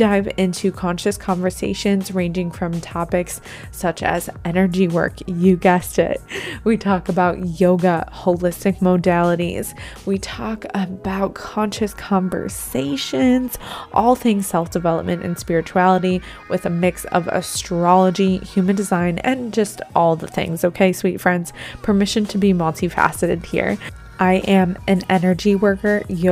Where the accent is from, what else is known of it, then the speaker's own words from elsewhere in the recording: Buffalo, New York, United States; moved away; we are both from Buffalo